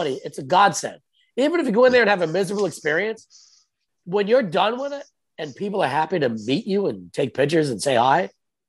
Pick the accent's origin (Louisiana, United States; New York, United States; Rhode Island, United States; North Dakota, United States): Rhode Island, United States; Rhode Island.